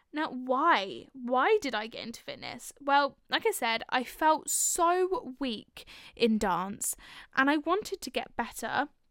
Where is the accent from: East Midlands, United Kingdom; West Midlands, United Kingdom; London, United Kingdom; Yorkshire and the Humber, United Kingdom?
London, United Kingdom; I am from North London.